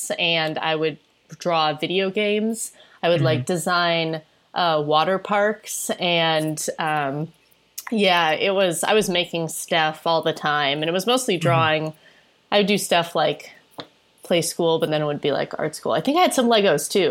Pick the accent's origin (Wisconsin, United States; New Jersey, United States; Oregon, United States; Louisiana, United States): Wisconsin, United States; Janesville; I grew up in Janesville, Wisconsin, which is in southern Wisconsin.